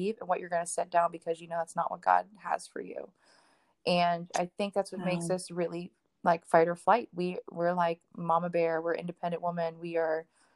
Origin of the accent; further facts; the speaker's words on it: Miami, Florida, United States; I'm from Miami. We're very loud, very outspoken family